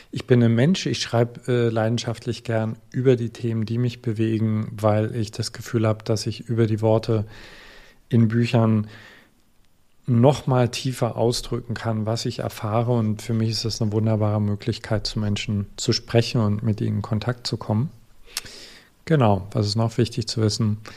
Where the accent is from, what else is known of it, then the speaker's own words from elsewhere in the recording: East Germany, Germany; Wie gesagt, ich komme aus Ostdeutschland, das heißt, ich bin viel auf Reisen gewesen.